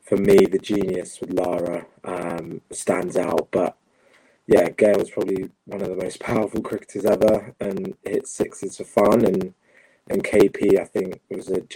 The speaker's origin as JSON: {"language": "English", "region": "England", "country": "United Kingdom", "tie": "born or raised there", "said": "growing up in England and obviously being born here"}